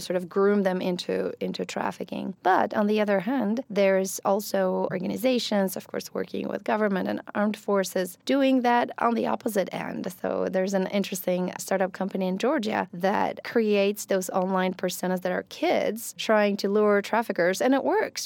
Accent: Poland; first language Polish; English is a second language; moved away as an adult; also born or lived in Ecuador / Italy / California; now in Kentucky, United States; So I'm originally from Poland. I was born and raised in Poland.

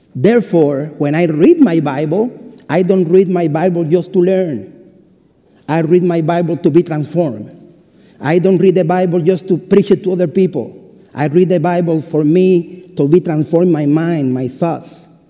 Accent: Cuba; English is a second language; moved away as an adult; also born or lived in Lexington, United States; now in United States; I am from Cuba and I was born May 25, 1974

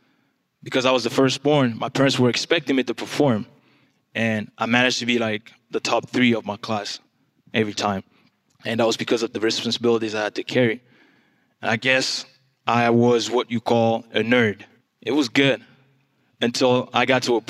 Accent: DR Congo; English is a second language; now in United States; I am from the Democratic Republic of Congo, if you haven't figured it out yet. That's where the accent is from.

